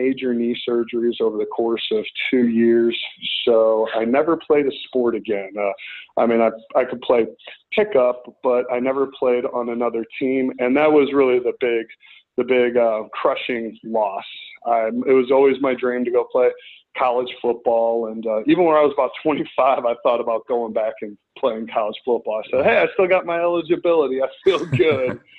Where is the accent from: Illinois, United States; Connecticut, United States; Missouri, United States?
Missouri, United States; St. Louis; moved away as an adult; now in Los Angeles, United States; I grew up right outside of St. Louis and then moved into St. Louis in my preteen days